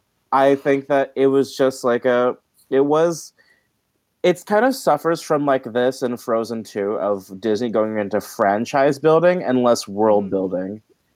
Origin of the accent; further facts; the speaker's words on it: Philippines; And I guess, I mean, I know there's things I recognize in it being Filipino. There's parts of Filipino culture recognized in it.